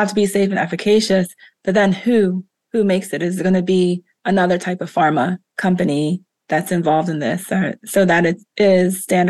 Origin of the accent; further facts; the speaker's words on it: East Coast, United States; moved away; also born or lived in Philadelphia; I went to college in Philadelphia. I grew up on the East Coast as well. So very familiar with the area.